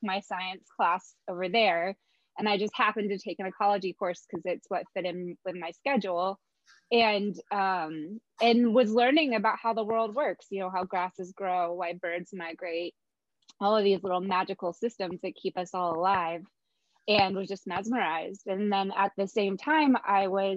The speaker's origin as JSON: {"language": "English", "region": "Western North Carolina", "country": "United States", "tie": "born or raised there", "moved": "yes", "lives_now": "Pensacola, United States", "said": "I grew up in Western North Carolina."}